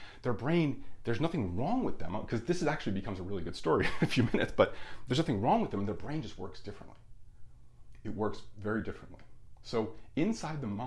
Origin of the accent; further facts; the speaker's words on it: Union, New Jersey, United States; There was like 17 bars in my hometown of Union, New Jersey